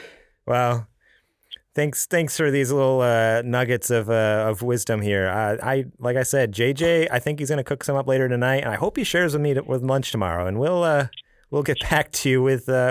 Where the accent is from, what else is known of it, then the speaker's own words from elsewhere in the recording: New York, United States; moved away; also born or lived in California; I'm from New York, you know, the Big Apple.